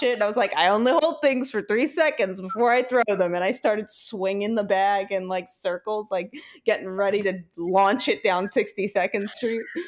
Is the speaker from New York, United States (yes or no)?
yes; Brooklyn, New York, United States; growing up in Brooklyn